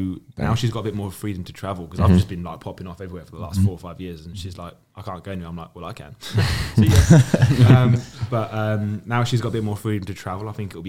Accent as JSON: {"language": "English", "area": "Suffolk", "region": "East of England", "country": "United Kingdom", "moved": "as an adult", "lives_now": "London, United Kingdom", "said": "I'm originally from a place called Suffolk, which you guys probably would never have heard of."}